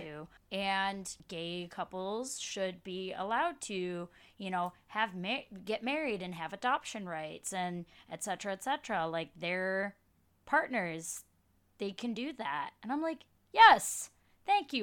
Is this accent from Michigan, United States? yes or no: yes; Dearborn, Michigan, United States; moved away as an adult; now in Brooklyn, United States; I grew up in Michigan, in Dearborn, Michigan, but now live in Brooklyn, New York.